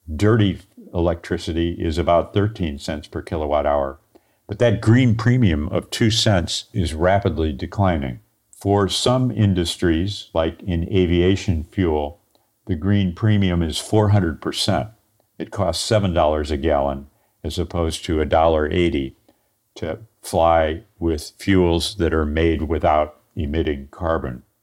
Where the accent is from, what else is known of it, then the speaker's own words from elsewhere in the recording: St. Louis, Missouri, United States; I'm an engineer from Saint Louis, Missouri